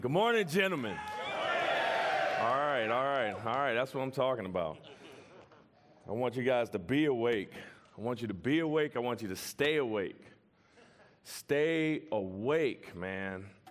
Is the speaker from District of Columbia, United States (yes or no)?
yes; Washington, District of Columbia, United States; I'm from Washington, D C, from the hood